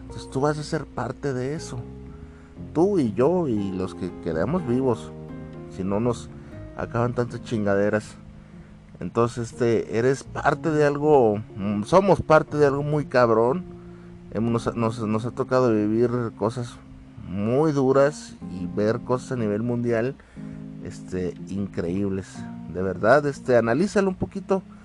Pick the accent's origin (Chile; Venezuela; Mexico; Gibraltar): Mexico; yo soy de aquí de México